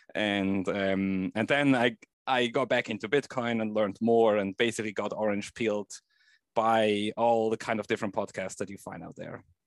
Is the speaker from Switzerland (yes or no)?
yes; Switzerland; I grew up in Switzerland